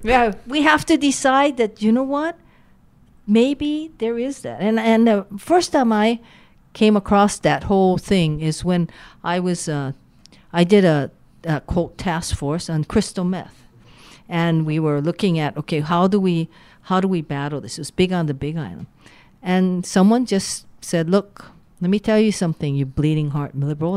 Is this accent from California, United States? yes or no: no; Waianae, Hawaii, United States; also born or lived in Honolulu; I grew up in Waianae